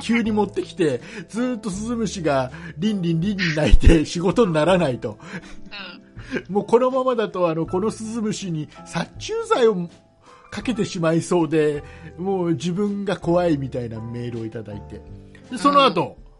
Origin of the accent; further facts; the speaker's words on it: Kisarazu, Chiba, Japan; 千葉県の木更津僕の地元の、木更津に